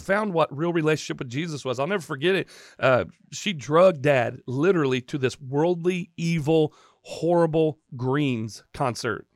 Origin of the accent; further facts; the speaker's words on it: Chattanooga, Tennessee, United States; also born or lived in Indiana; I came home to Temple Baptist, where I grew up in Chattanooga